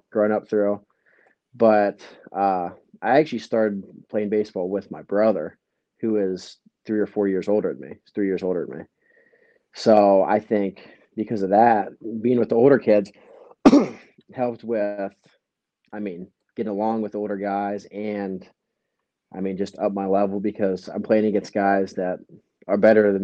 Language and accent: English; Cambridge, Ohio, United States; my hometown